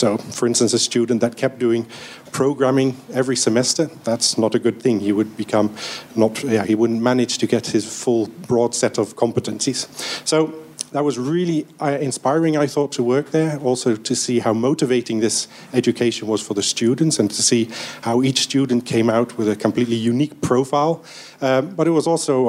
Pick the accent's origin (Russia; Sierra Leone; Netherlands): Netherlands; I grew up in the Netherlands